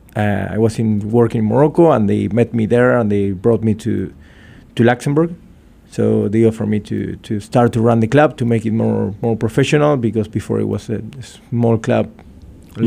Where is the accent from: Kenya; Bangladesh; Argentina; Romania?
Argentina; I'm from Argentina, and for for those who knows Argentina, we are very welcoming people